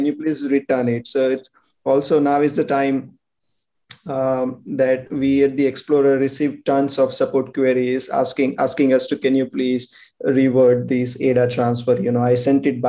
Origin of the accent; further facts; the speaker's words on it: India; we are from India.